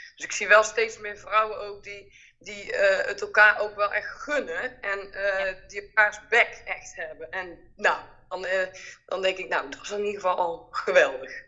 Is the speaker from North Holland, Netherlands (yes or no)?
no; North Brabant, Netherlands; accent: Brabant; wij komen allebei uit Brabant en dat hoor je natuurlijk ook wel.